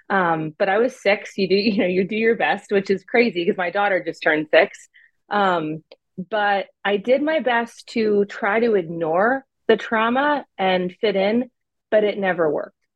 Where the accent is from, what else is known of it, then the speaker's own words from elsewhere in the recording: California, United States; born there; also born or lived in Arizona / Pennsylvania; So um, I was born in California. We moved to Arizona a little bit, and then back to California, and then we all ended up in Pennsylvania.